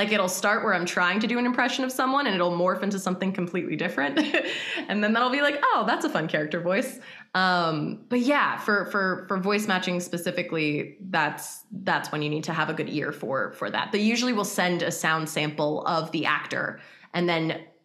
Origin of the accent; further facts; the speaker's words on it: United States; I'm American